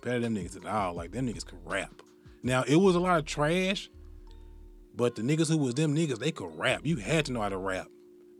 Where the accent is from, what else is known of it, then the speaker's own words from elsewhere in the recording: the South, United States; I'm from the South, of course